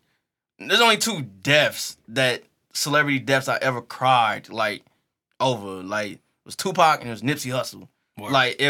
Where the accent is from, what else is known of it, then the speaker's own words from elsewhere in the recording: University City, Missouri, United States; Like I grew up in UU City, so I grew up on Partridge and Canton.